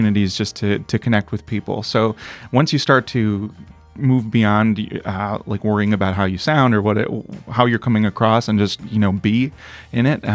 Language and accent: English; Milwaukee, Wisconsin, United States; moved away as an adult; now in Nashville, United States; I'm originally from Milwaukee, Wisconsin, but 6 years ago moved to Nashville, Tennessee to pursue music